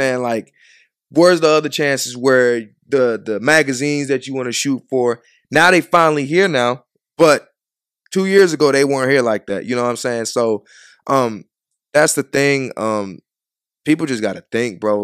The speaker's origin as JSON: {"language": "English", "town": "Chicago", "region": "Illinois", "country": "United States", "tie": "born or raised there", "also_born_or_lived": "Georgia", "moved": "yes", "said": "I was raised in Chicago"}